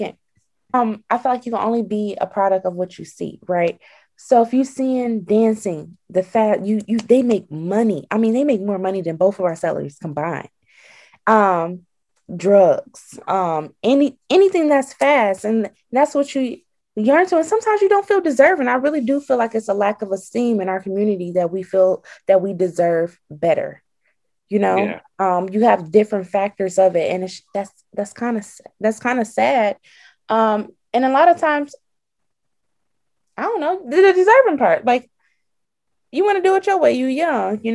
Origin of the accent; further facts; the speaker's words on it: Detroit, Michigan, United States; also born or lived in Pine Bluff, Arkansas; I'm from Michigan, Detroit, to be exact